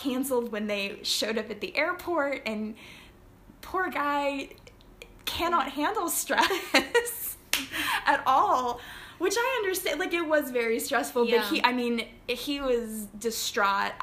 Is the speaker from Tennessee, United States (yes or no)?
yes; Chattanooga, Tennessee, United States; moved away as an adult; also born or lived in Flintstone, Georgia / England; now in Barbados; Chattanooga, which is my hometown for all intents and purposes